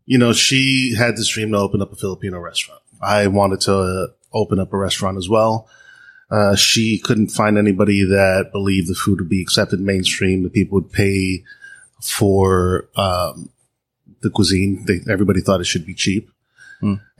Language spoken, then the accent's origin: English; Dominican Republic; now in New York, United States; In Dominican Republic, we eat chivo guisao.